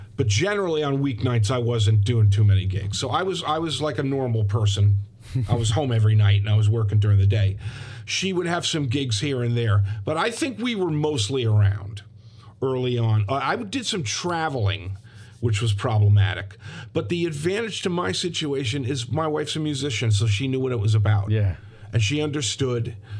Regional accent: Ridgewood, New Jersey, United States; I grew up in Ridgewood, New Jersey

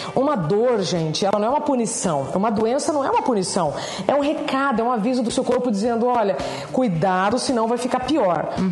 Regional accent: northern Paraná, Brazil; now in São Paulo, Brazil; Eu sou do norte do Paraná. Eu estou em São Paulo Paulo há 24 anos

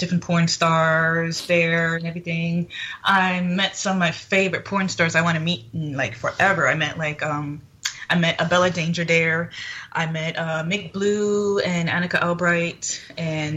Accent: Fort Lauderdale, Florida, United States; moved away as an adult; also born or lived in Passaic, New Jersey; now in Las Vegas, United States; born in Passaic, New Jersey. And then 2 years after that, me and my family relocated to Fort Lauderdale, Florida, where I mostly grew up in Fort Lauderdale, Florida

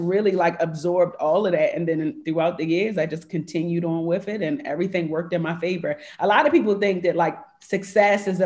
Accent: Jamaica; I'm Jamaican

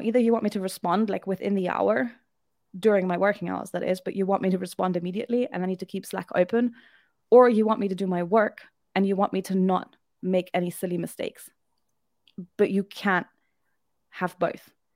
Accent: Germany; moved away as an adult; also born or lived in United Kingdom; now in Albania; I am from Germany.

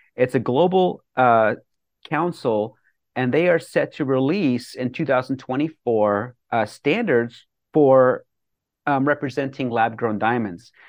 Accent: Bethune, Colorado, United States; moved away as an adult; also born or lived in New York City; growing up in Bethune, Colorado, population one eighty-three or one eighty-five

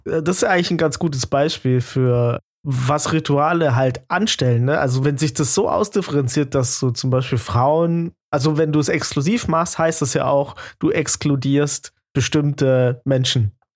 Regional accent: Baden-Württemberg, Germany; ich bin Schwabe

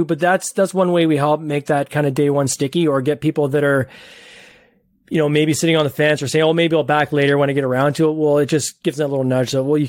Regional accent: Ontario, Canada; I'm just north of Toronto in Canada.

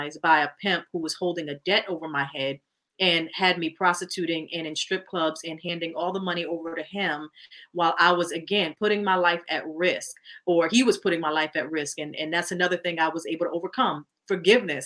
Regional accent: Connecticut, United States; now in New York, United States; I'm originally from Connecticut. I live in New York now

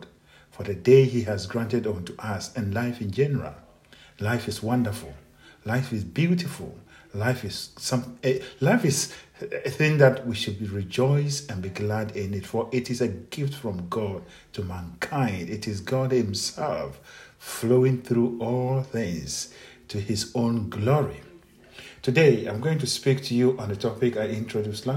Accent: Akenim, Krachi, Oti, Ghana; moved away as an adult; also born or lived in Scotland; now in Ontario, Canada; I was born in a village called Akenim. When I was growing up, by then it was under the Ketikrachi district in the Northern Volta, now which is now, they've made it Oti region.

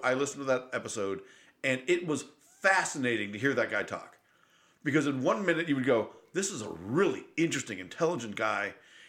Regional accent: New York, United States; moved away; I grew up in New York State.

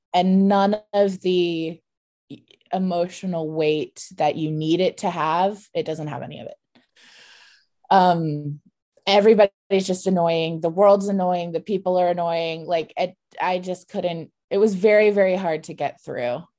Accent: United States; when I say hometown, I mean, like, a suburb of D C

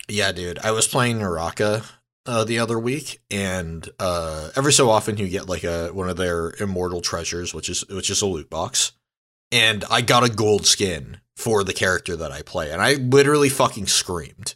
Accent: San Diego, California, United States; also born or lived in Santa Barbara; I grew up in San Diego

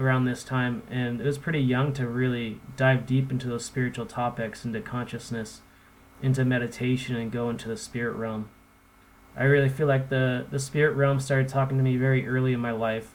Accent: Olympia, Washington, United States; I was a skater punk growing up in Olympia, Washington

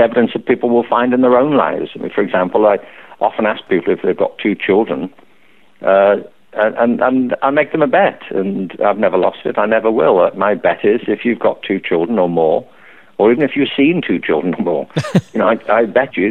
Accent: Liverpool, North West England, United Kingdom; I grew up in Liverpool

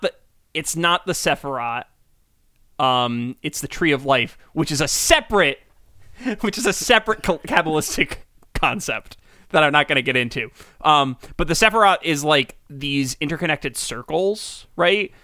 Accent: United States; we grew up in America

